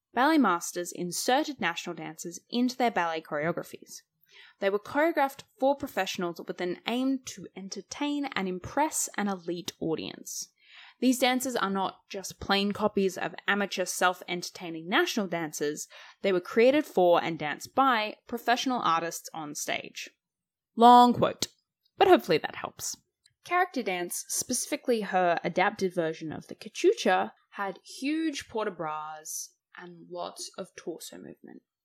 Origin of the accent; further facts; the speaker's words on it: Australia; Growing up in Australia